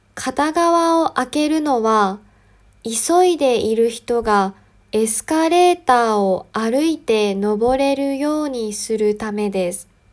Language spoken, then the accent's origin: Japanese; Yamagata, Japan; 私の出身は山形ですが、山形にも面白い方言があります